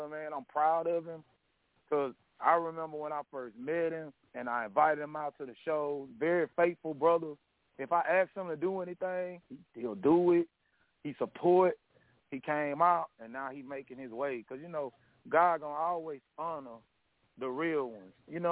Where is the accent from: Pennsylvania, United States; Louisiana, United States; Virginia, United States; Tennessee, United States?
Louisiana, United States; Shreveport; I'm from the South. I'm from Shreveport, Louisiana.